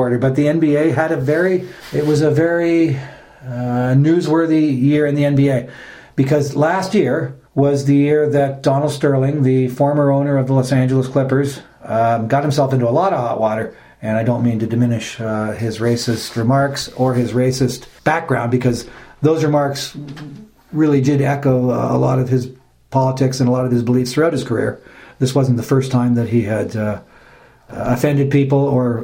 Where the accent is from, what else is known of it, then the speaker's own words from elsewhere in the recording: Ontario, Canada; we are Canadian, we are Ontarians